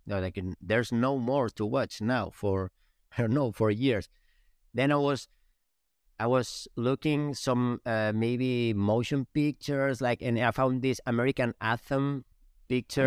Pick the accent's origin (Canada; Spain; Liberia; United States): Spain; English is a second language; moved away; We're from Spain.